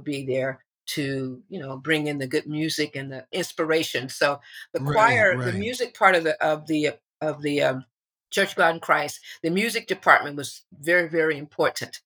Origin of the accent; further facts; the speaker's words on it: Berkeley, California, United States; also born or lived in Oakland; I was born in Oakland, but in the late 50s, actually 1959, third grade, my mom and dad and my sister and brother and I, we moved to Berkeley. So I went from third grade to high school in Berkeley.